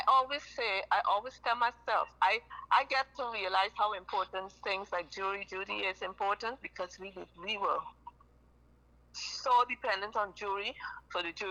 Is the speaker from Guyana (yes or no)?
yes; Guyana; I'm from Guyana, South America